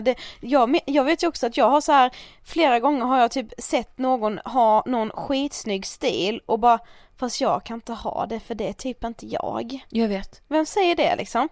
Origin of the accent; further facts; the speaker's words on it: Karlshamn, Blekinge, Sweden; moved away; vi har varit hemma i Karlshamn i helgen